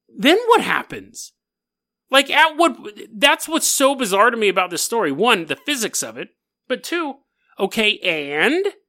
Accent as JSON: {"language": "English", "town": "Sacramento", "region": "California", "country": "United States", "tie": "born or raised there", "said": "It was in Sacramento, my hometown, Sac-Town."}